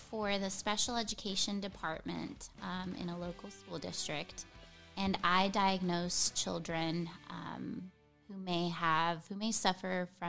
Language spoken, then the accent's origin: English; Texas, United States; also born or lived in Venezuela; I was born in Venezuela, but raised in Texas.